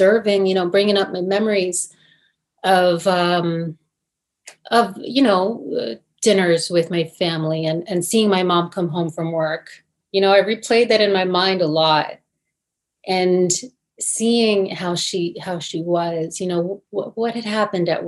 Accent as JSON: {"language": "English", "region": "New Jersey", "country": "United States", "tie": "born or raised there", "accent": "Jersey", "said": "I grew up in New Jersey. Maybe I have a Jersey accent"}